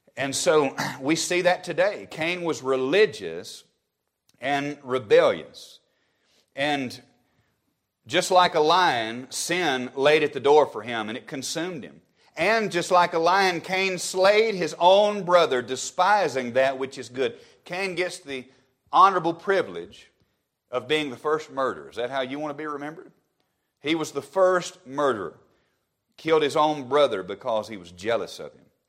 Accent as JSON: {"language": "English", "region": "Alabama", "country": "United States", "tie": "born or raised there", "said": "my home state of Alabama"}